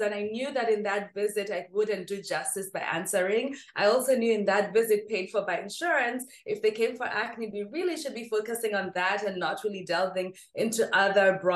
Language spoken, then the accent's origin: English; Nairobi, Kenya; I grew up in Nairobi, Kenya.